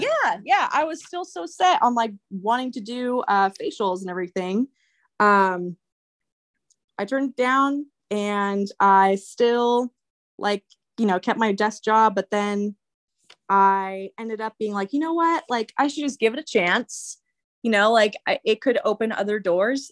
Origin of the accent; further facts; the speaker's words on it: Santa Maria, California, United States; growing up in Santa Maria